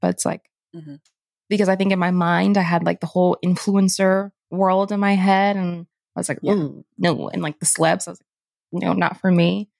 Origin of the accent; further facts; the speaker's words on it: North Carolina, United States; I'm from North Carolina.